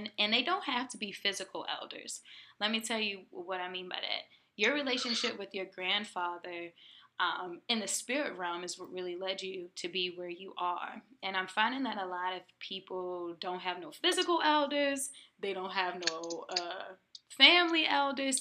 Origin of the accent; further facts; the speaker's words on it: Chesapeake Bay, United States; we're both from the Chesapeake Bay